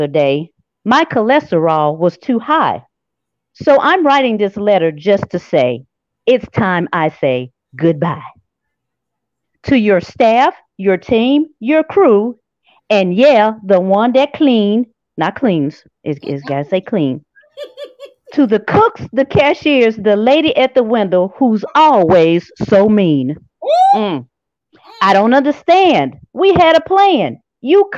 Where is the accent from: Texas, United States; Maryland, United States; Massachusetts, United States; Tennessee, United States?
Tennessee, United States; Memphis; I'm from South Memphis